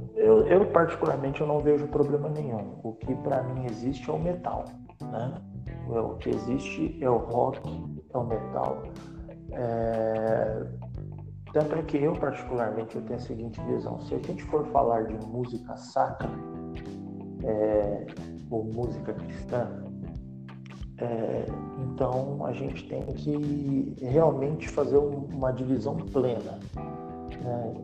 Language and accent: Portuguese; São Paulo, Brazil; moved away as an adult; now in Brasília, Brazil; eu sou natural de São Paulo, é, eu saí de São Paulo para vir a Brasília